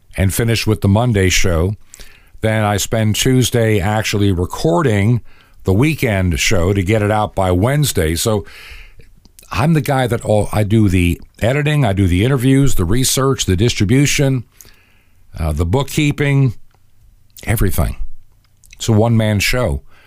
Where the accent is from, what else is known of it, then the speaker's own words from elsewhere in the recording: Long Island, New York, United States; also born or lived in Brooklyn, New York City; I was born actually technically in New York City in Brooklyn. But all of my growing up memories begin in a little town in Long Island